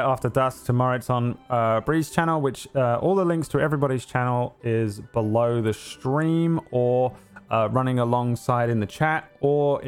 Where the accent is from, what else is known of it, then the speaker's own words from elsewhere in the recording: England, United Kingdom; I'm English.